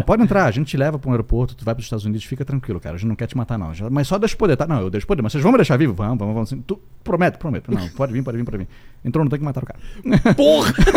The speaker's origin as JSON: {"language": "Portuguese", "town": "Itajaí", "region": "Santa Catarina", "country": "Brazil", "said": "a gente é de Itajaí, Santa Catarina"}